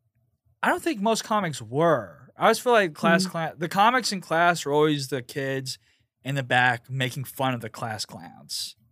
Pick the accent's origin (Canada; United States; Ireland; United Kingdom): United States; Pasadena, California; Like where I grew up in Pasadena was it was almost split, like half white, half Hispanic.